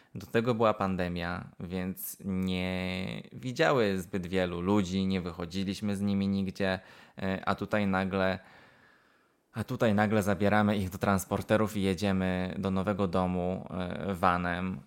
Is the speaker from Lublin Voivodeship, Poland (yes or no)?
no; Wrocław, Lower Silesian Voivodeship, Poland; also born or lived in Cardiff / Aberystwyth; now in United Kingdom; dorastałem we, we Wrocławiu